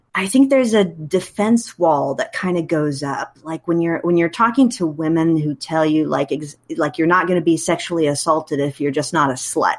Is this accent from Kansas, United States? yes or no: yes; Wichita, Kansas, United States; moved away as an adult; also born or lived in Illinois / Texas; I was born and raised in Wichita, Kansas